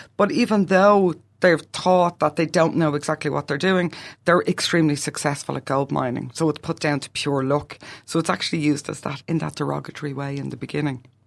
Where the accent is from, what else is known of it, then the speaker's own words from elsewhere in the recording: Ireland; moved away as an adult; now in New Zealand; I'm an Irish emigrant and I'm gonna be obvious because of the way I speak is different